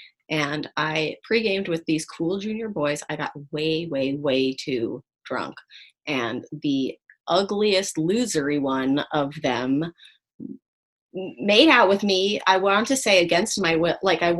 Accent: New York, United States; Yeah, Upper East Side.

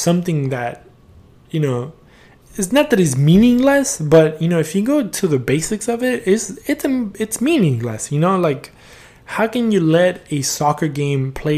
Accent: Houston, Texas, United States; first language Spanish; English is a second language; also born or lived in Argentina; me growing up in Houston, Texas

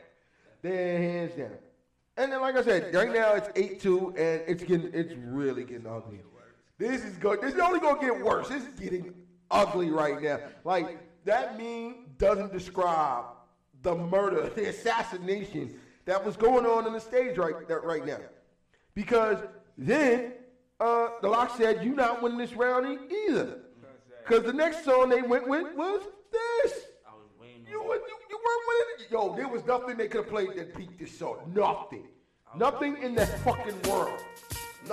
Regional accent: New York City, New York, United States; I rep my borough every day of the week. Southside, Jamaica, Queens

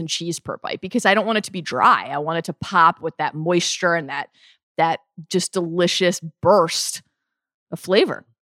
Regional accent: Maryland, United States; Even growing up in the Mid-Atlantic, I grew up in Maryland

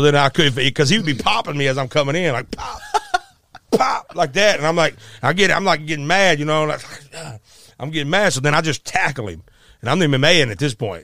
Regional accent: Arkansas, United States; also born or lived in Memphis, Tennessee; in Arkansas where we grew up

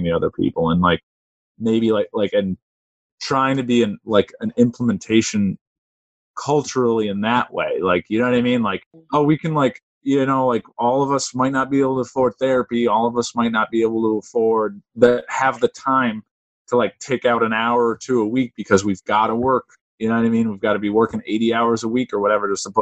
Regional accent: Springfield, United States; growing up in Springfield

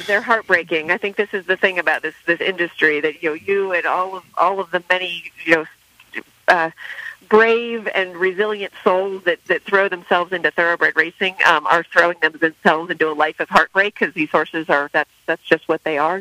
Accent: San Diego, California, United States; I'm from San Diego, so Delmar was at my home track

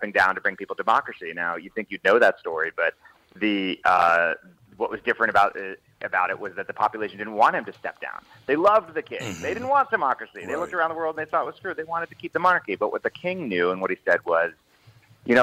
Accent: Washington, District of Columbia, United States; also born or lived in Moscow; I grew up in D.C.

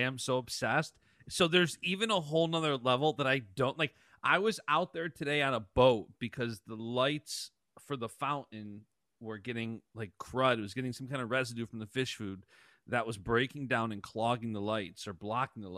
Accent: Thousand Islands, New York, United States; I grew up fishing in the Thousand Islands, which was a big fishing region around here

